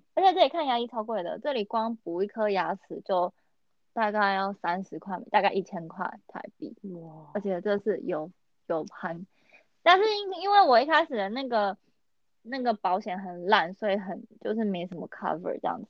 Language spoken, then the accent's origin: Chinese; northern Taiwan, Taiwan; 我是北部人，所以我真的脱离不了捷运